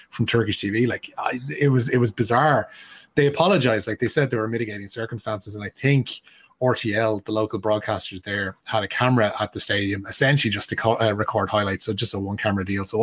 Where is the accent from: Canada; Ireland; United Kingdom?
Ireland; We know to our to our cost as Irish football fans that Luxembourg football is on the up and has been a growing force.